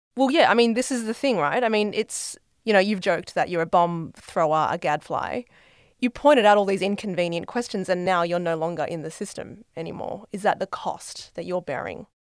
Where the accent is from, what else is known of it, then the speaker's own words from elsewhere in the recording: Australia; as an Australian